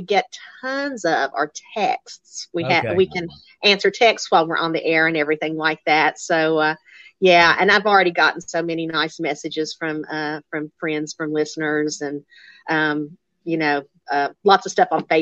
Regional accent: Appalachian Mountain Southern, United States; accent: Appalachian Mountain Southern; he put me with this little Appalachian Mountain Southern accent on a major radio station in a major market, and people made fun of my accent at University of Tennessee

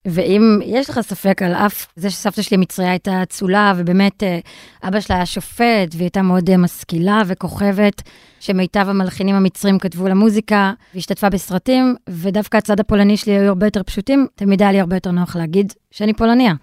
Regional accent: Israel; כי גדלתי בישראל, ואבא שלי וסבתא שלי דיברו ערבית לידי

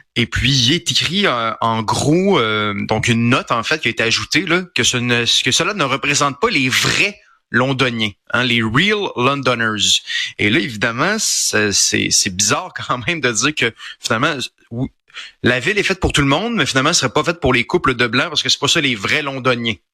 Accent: Quebec, Canada; Je suis un Québécois, je suis un francophone.

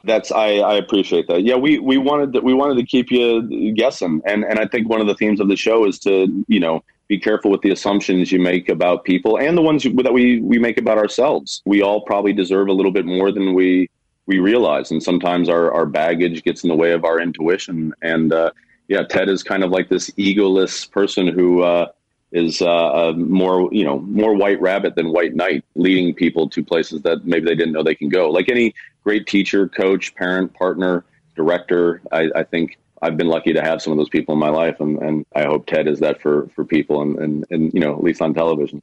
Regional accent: Kansas City, United States; which is my hometown.

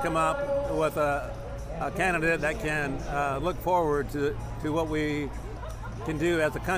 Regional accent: Indianapolis, Indiana, United States; from Indianapolis here.

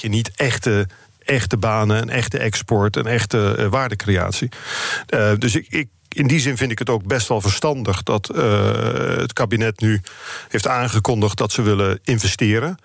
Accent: Netherlands; Ik ben echt een Nederlander

